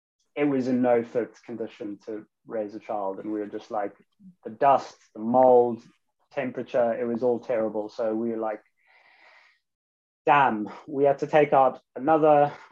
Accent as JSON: {"language": "English", "region": "London", "country": "United Kingdom", "moved": "yes", "said": "I came from London to the countryside after reading a few books on permaculture"}